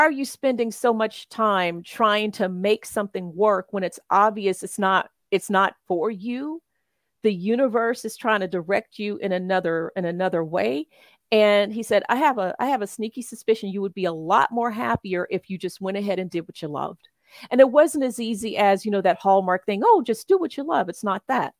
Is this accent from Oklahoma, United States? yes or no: no; Memphis, Tennessee, United States; moved away as an adult; now in Switzerland; I am from Memphis, Memphis, Tennessee